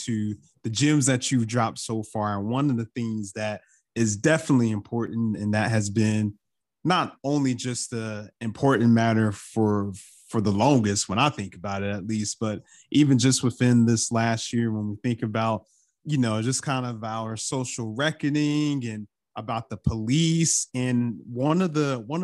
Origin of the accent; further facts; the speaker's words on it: North Carolina, United States; I'm from North Carolina